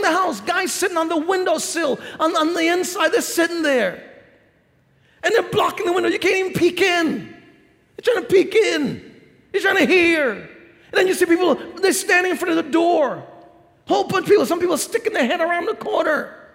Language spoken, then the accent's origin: English; New York City, New York, United States; I grew up in New York City